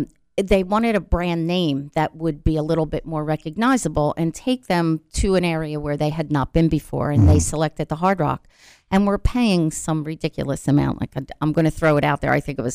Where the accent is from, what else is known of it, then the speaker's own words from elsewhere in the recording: Philadelphia, Pennsylvania, United States; I'm from Philadelphia.